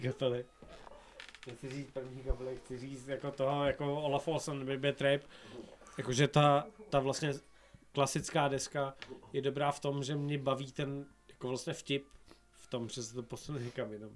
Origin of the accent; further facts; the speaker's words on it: Silesia, Czechia; já jsem jako ze Slska